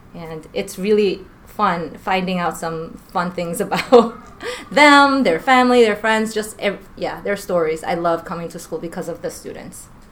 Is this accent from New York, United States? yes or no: yes; New York, United States; moved away as an adult; now in Washington, United States; I grew up in New York most of my life